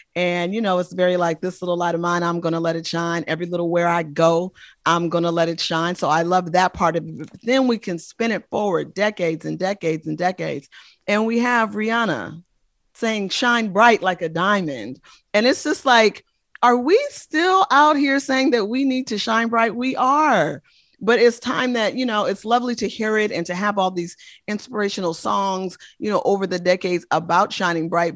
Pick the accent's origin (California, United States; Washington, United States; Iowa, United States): California, United States; Oakland; I'm from the Bay Area, born and raised in the great city of Oakland, California